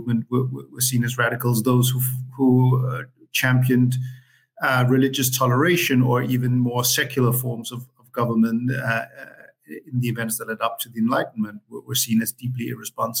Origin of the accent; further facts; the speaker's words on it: Copenhagen, Capital Region of Denmark, Denmark; I am born and raised in Copenhagen in Denmark